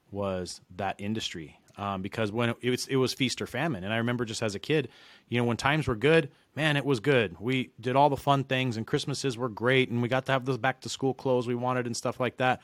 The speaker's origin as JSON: {"language": "English", "town": "Reno", "region": "Nevada", "country": "United States", "moved": "as an adult", "lives_now": "San Diego, United States", "said": "originally I'm from Reno, Nevada, which is where I started doing mortgages"}